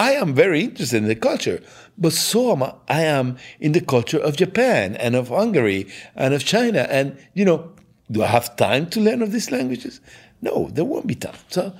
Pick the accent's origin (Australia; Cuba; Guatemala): Cuba; now in Santa Rosa, United States; I'm originally from Cuba, where I also was part of the Esperanto movement. In the real life, I work as a professor of chemistry in Santa Rosa Junior College in Santa Rosa, California.